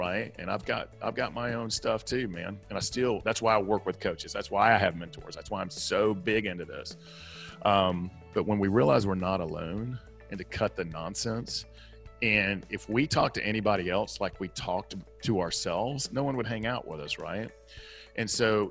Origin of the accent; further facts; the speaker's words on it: the South, United States; accent: Southern; my Southern accent